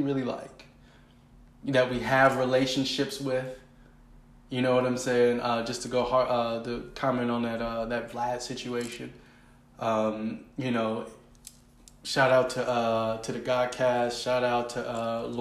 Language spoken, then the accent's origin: English; Oakland, California, United States; also born or lived in Richmond, California / San Pablo, California; Richmond and Oakland, San Pablo. That's where I'm from. Those were the places. That's where I went to school